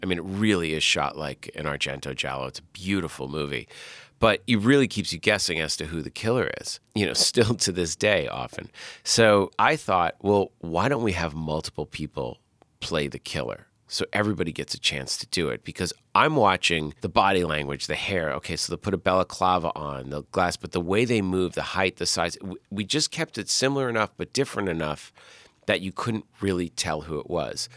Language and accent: English; Massachusetts, United States; we grew up in Massachusetts